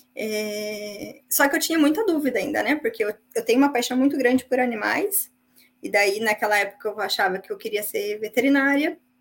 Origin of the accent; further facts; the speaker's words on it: São José dos Pinhais, Paraná, Brazil; moved away as an adult; also born or lived in Curitiba; now in Ireland; eu vim do Paraná, uma cidade chamada São José dos Pinhais